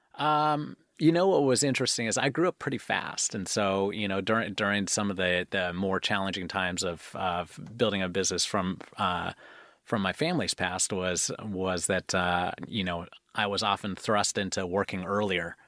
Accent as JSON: {"language": "English", "town": "Seattle", "region": "Washington", "country": "United States", "tie": "born or raised there", "said": "born and raised in Seattle"}